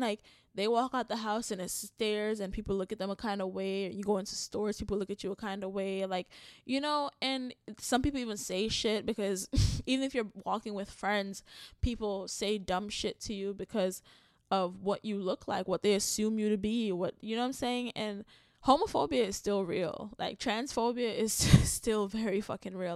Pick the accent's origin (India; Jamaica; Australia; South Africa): Jamaica; as a Jamaican